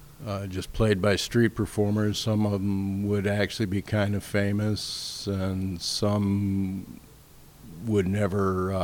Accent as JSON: {"language": "English", "town": "Chicago", "region": "Illinois", "country": "United States", "tie": "born or raised there", "also_born_or_lived": "Philadelphia", "said": "Raised mostly in the Chicago area"}